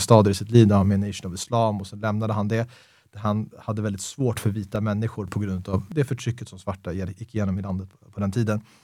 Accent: Stockholm, Stockholm County, Sweden; väldigt svensk uppväxt, Stockholms innerstad

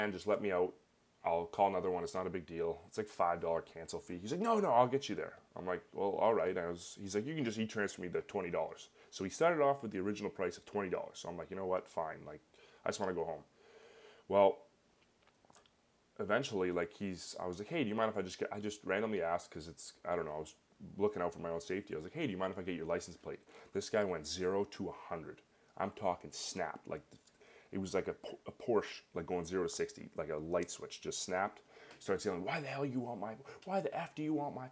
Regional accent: Canada; I'm Canadian

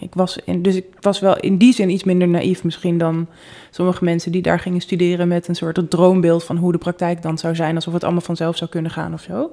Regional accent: Amsterdam, North Holland, Netherlands; Ik kom uit Amsterdam. Ik ben in het centrum opgegroeid.

